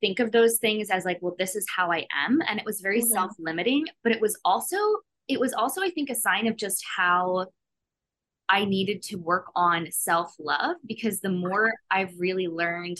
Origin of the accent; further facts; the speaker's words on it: Philadelphia, Pennsylvania, United States; I'm from Philly